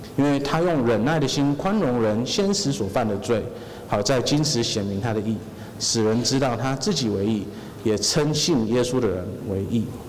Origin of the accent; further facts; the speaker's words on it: Taiwan; 我们台湾人要是去，呃，任何地方，然后我们跟人家说，哦，我是相信神的，我们是相信耶稣的